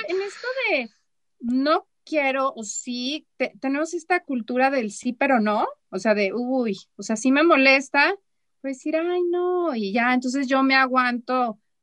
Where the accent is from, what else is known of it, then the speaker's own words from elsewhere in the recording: Chihuahua, Mexico; moved away as an adult; also born or lived in Mexico City; yo soy de Chihuahua, ¿no? Allá la gente somos como muy claros